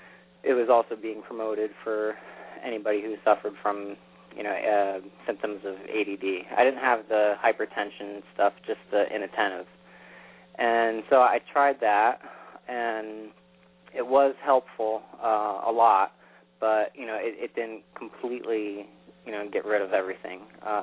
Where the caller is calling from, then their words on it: New York, United States; from New York.